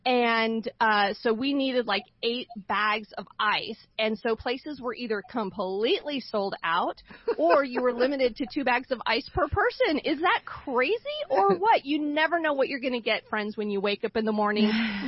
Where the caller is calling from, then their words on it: Boise, Idaho, United States; I'm calling in from Boise, Idaho, and we literally have had an ice shortage here for the last 2 weeks.